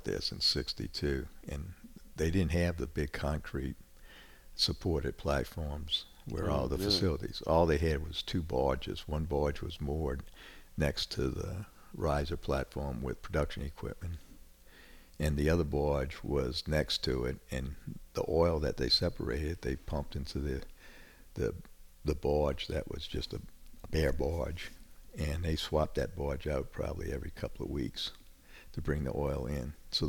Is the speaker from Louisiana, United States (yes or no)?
yes; New Orleans, Louisiana, United States; now in North Shore, Louisiana, United States; I grew up in New Orleans.